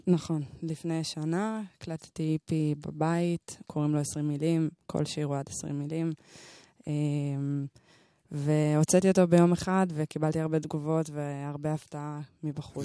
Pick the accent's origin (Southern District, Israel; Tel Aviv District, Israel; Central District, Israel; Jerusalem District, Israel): Central District, Israel; Shoham; גדלתי ב- אה, בשוהם, באתי משוהם